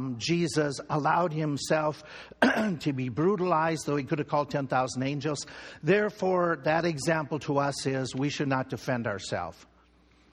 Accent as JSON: {"language": "English", "region": "Minnesota", "country": "United States", "tie": "born or raised there", "said": "In our home state where I grew up in Minnesota"}